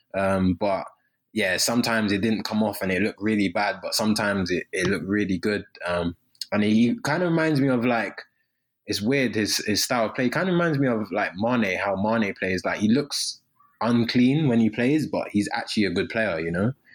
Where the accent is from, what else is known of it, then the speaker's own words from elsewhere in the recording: London, United Kingdom; moved away; I'm from London.